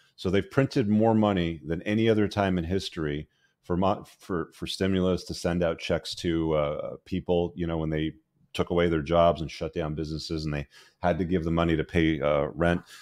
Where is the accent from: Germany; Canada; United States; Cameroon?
Canada; my home country of Canada